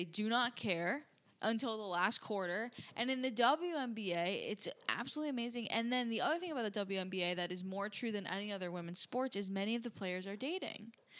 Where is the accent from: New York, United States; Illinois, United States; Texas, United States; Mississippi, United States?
New York, United States; I'm from New York.